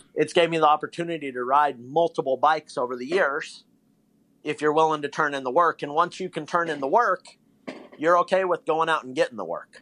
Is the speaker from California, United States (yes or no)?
yes; Bay Area, California, United States; moved away; I'm from the Bay Area originally